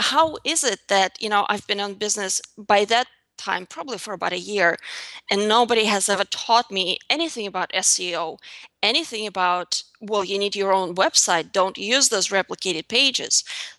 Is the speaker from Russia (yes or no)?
yes; Russia; As I said before, I grew up in Russia in a very small town south of Moscow, and there was really nothing pretty about my life growing up.